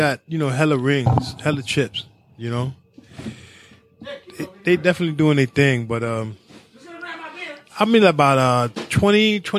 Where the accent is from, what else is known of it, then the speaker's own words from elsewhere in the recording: New York, United States; I'm a New Yorker.